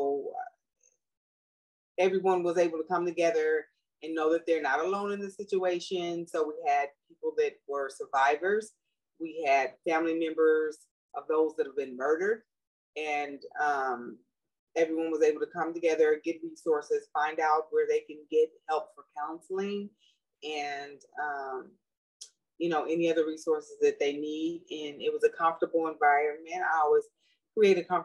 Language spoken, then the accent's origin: English; Los Angeles, California, United States; born or raised there; now in Sacramento, United States